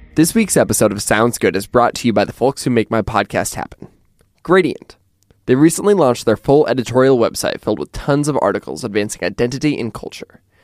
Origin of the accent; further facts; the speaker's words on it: Pullman, Washington, United States; I grew up in Pullman, Washington